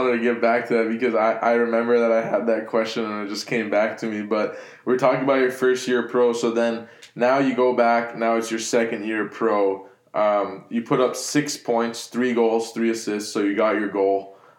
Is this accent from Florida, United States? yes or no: yes; Miami, Florida, United States; moved away; I grew up in Miami, and now I moved here